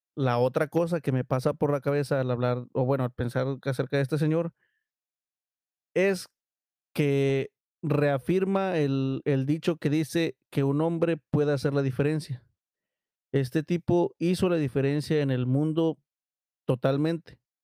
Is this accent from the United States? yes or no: no; Mexico; los mexicanos